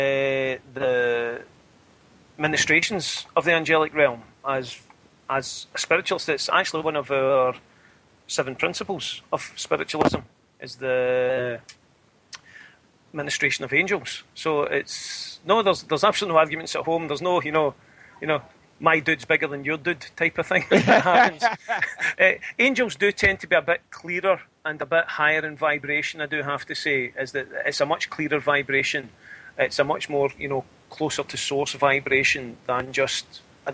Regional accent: Scotland, United Kingdom; I'm Scottish

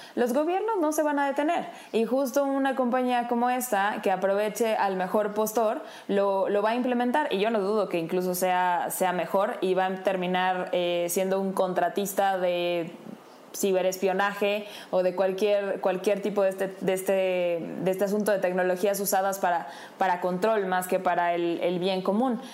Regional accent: Mexico

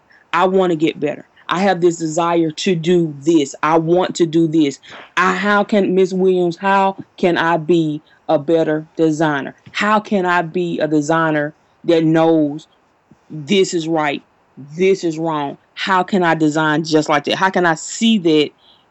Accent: Jackson, Mississippi, United States; moved away as an adult; now in Huntsville, United States; I'm primarily in Huntsville during the year, but I was born and raised in Jackson, Mississippi.

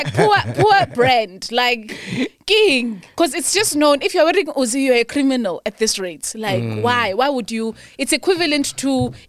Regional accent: South Africa; I'm also South African.

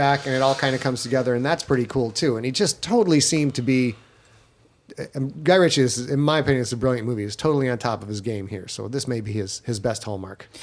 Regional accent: United States; as an American

